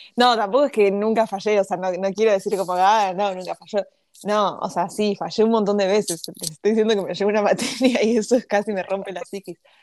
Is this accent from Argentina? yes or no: yes; Argentina; me crié con la farándula argentina